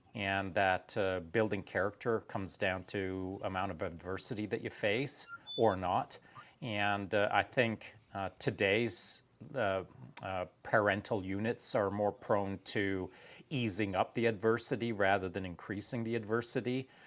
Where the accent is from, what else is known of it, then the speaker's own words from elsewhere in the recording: England, United Kingdom; now in Canada; when I was growing up in England before we moved to Canada